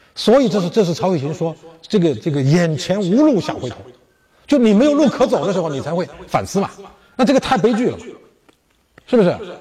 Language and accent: Chinese; China; 我们中国人